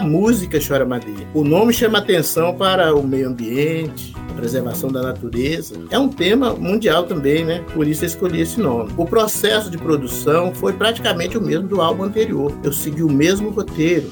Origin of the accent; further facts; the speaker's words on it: Jordânia, Minas Gerais, Brazil; moved away; also born or lived in Nanuque / Belo Horizonte; eu nasci no Vale do Jequitinhonha, na cidade de Jordânia, onde a arte e a cultura estiveram sempre presentes na vida das pessoas de lá